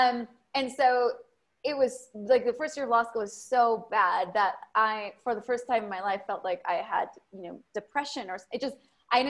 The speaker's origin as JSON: {"language": "English", "region": "South Bay of California", "country": "United States", "tie": "born or raised there", "also_born_or_lived": "Berkeley, California / Austin, Texas", "second_language": "English", "moved": "as an adult", "lives_now": "Mexico", "said": "when I was 9, moved over to the United States, grew up in South Bay of California"}